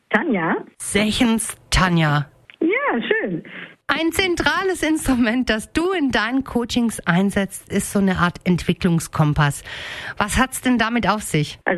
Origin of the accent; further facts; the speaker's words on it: Spaichingen, Baden-Württemberg, Germany; Also, ich bin ja gebürtige Speichingerin, meine Uroma jedoch, die war Holländerin